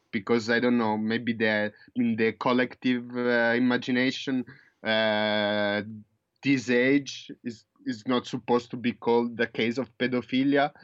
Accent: Italy; moved away as an adult; now in New Zealand; I was born in Italy. I grew up in Italy

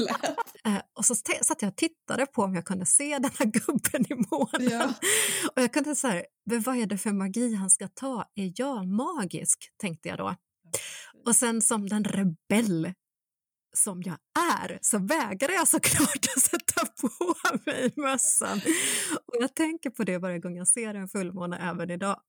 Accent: North Karelia, Finland; moved away; jag är uppvuxen i norra Karelen, precis i gränsen mellan Finland och Ryssland

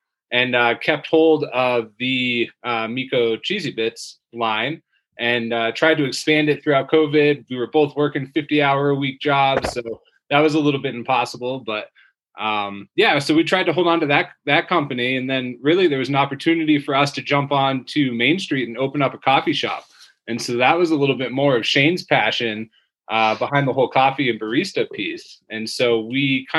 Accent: Maine, United States; moved away as an adult; now in Colorado, United States; I grew up in Maine, moved out here in 2012

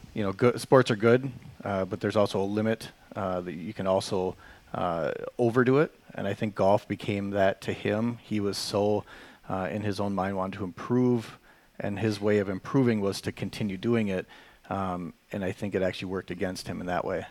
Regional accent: Chippewa Falls, Wisconsin, United States; I was born and raised in the Chippewa Valley here, uh, Chippewa Falls. I, I've called home my whole life.

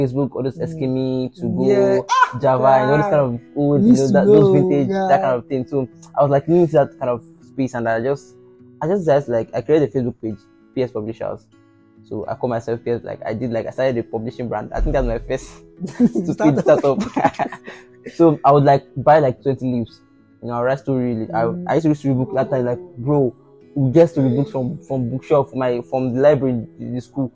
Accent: Ota, Ogun State, Nigeria; also born or lived in Lagos; I grew up in Ota area. You know, I think from primary school to like secondary school in Ota area.

